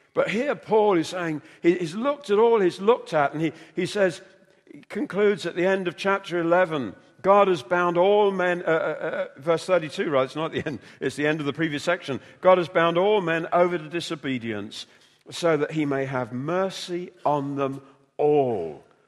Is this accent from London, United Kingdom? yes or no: yes; London, United Kingdom; moved away as an adult; also born or lived in North Wales; I came from London, narrow streets